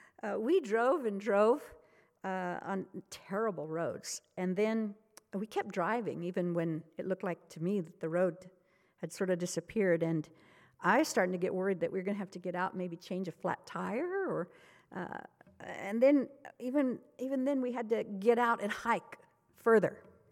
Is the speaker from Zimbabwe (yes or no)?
yes; Zimbabwe; going back to the mission where I grew up in Zimbabwe has sometimes been costly.